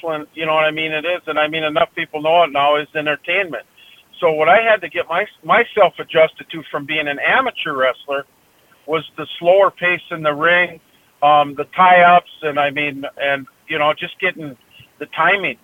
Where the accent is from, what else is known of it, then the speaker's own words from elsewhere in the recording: Sherack, Minnesota, United States; also born or lived in Grand Forks, North Dakota; I grew up in Sherack, Minnesota, which is only like 40 miles from Thief River Falls down Highway 21